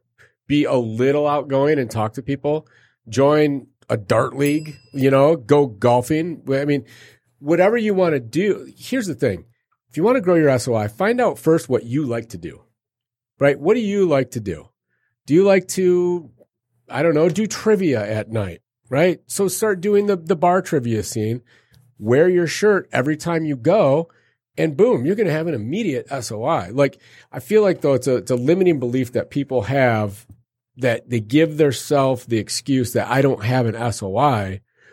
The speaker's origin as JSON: {"language": "English", "region": "Arizona", "country": "United States", "tie": "born or raised there", "said": "I grew up in Arizona."}